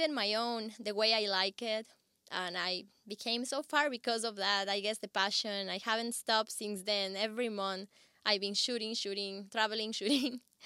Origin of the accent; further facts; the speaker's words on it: Ecuador; moved away; I come from Ecuador